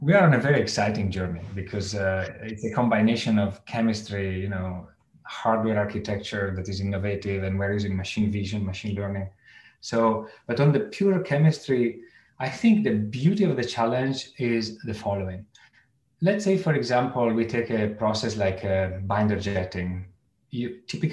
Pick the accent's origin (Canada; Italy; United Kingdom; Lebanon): Italy; moved away; I come from Italy